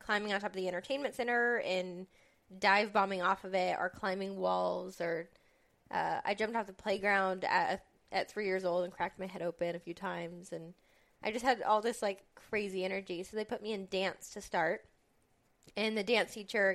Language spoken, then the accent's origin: English; West Des Moines, Iowa, United States; I'm from West Des Moines, Iowa, where I was born and raised.